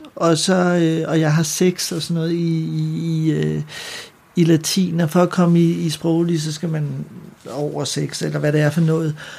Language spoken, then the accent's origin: Danish; Ølstykke, Capital Region of Denmark, Denmark; also born or lived in Frederiksberg / Søborg; Jeg er født på Frederiksberg, og så flytter vi til Ølstykke, da jeg er 6 år